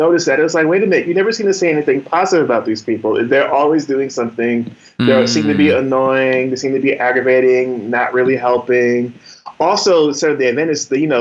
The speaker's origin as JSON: {"language": "English", "town": "Asbury Park", "region": "New Jersey", "country": "United States", "tie": "born or raised there", "moved": "yes", "lives_now": "Washington, D.C. area, United States", "said": "I grew up in Asbury Park, New Jersey, right on the Jersey Shore"}